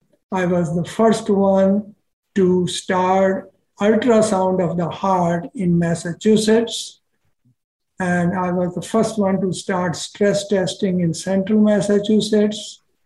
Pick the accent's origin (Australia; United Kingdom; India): India; born there; also born or lived in Pakistan; Sure, I was born in India, and at that time I was 11 years of age when it got divided into India and Pakistan. And then there was a Holocaust of Hindus in Pakistan, and me and my family happened to live there at that time.